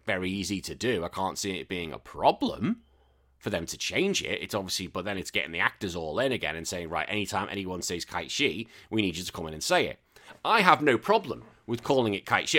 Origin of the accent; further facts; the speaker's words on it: England, United Kingdom; I know I'm English, but I'm still British.